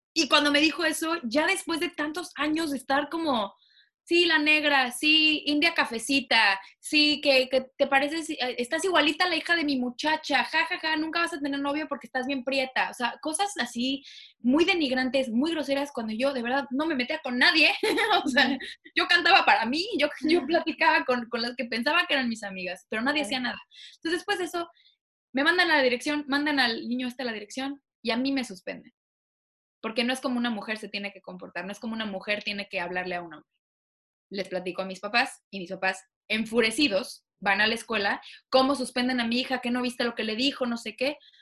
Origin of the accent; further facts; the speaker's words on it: Mexico; moved away as an adult; now in United States; me siento más orgullosa de ser mexicana allá que aquí